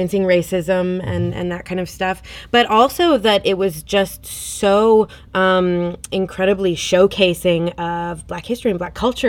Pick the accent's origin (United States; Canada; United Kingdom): Canada; the Prairies; as a couple of, you know, white kids growing up on the prairies.